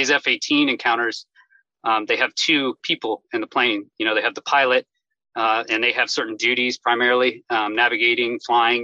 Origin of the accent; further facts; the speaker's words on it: Houston, Texas, United States; moved away as an adult; I grew up in Houston, Texas